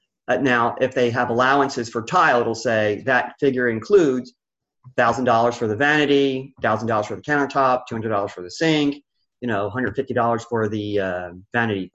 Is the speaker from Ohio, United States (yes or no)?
no; Philadelphia, Pennsylvania, United States; I was raised in Philly